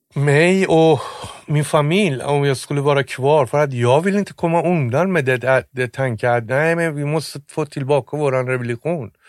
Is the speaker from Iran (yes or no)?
yes; Tehran, Tehran Province, Iran; Swedish is a second language; moved away as an adult; now in Sweden; jag är från Teheran